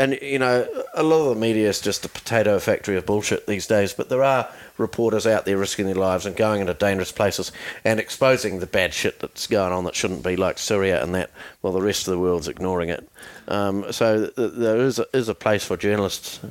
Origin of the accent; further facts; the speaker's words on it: New Zealand; we're from New Zealand